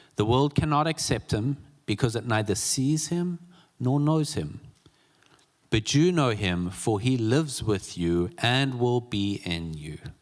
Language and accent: English; South Africa; moved away; I'm from South Africa. I attended a vineyard church and growing up in South Africa